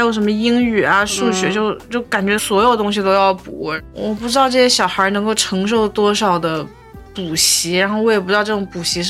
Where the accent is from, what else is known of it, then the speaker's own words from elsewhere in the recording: Fujian, China; 但是就可能别人一听说你是福建的，就马上问你会不会闽南语，但我不会，一点都不会。